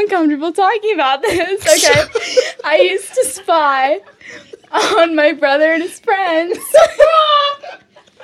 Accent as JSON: {"language": "English", "town": "Portland", "region": "Oregon", "country": "United States", "tie": "born or raised there", "also_born_or_lived": "Seattle, Washington", "said": "I grew up in Portland"}